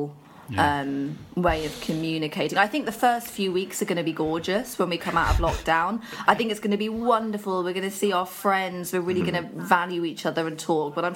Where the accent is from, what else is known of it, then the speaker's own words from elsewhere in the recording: Buckinghamshire, South East England, United Kingdom; also born or lived in Birmingham / High Wycombe / Marlow; So I lived in Birmingham until I was about 6, and then my dad and I moved to Buckinghamshire. We've dotted around Buckinghamshire. I went to school in High Wycombe.